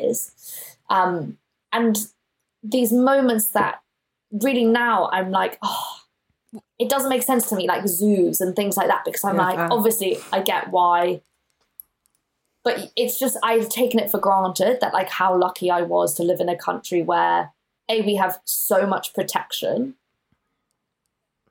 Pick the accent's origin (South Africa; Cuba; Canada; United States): South Africa; Johannesburg, Gauteng; now in United Kingdom; where I grew up was in Johannesburg, and it was in an area called Sandton